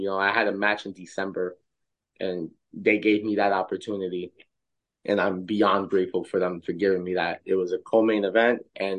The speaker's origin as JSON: {"language": "English", "region": "Tennessee", "country": "United States", "tie": "born or raised there", "said": "grew up in Tennessee, and for me"}